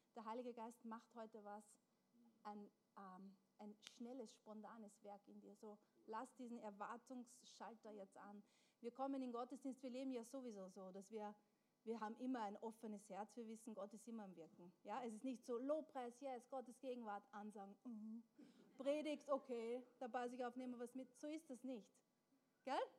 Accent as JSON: {"language": "German", "country": "Austria", "tie": "born or raised there", "said": "wir sind in Österreich geboren und aufgewachsen"}